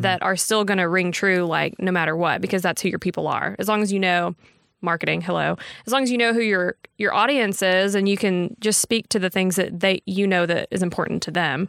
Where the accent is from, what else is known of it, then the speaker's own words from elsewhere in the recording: Texarkana, Texas, United States; moved away as an adult; now in Tyler, United States; I had interned back home. I'm from Texarkana